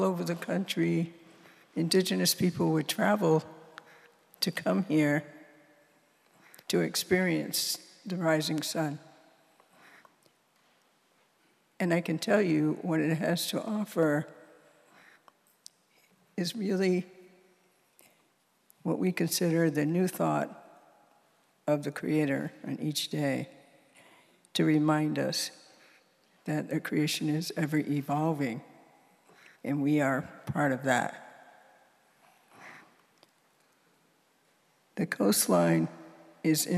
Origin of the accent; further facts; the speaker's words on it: Mashpee, Massachusetts, United States; I'm from Mashpee. I'm a Wampanoag, the people of the First Light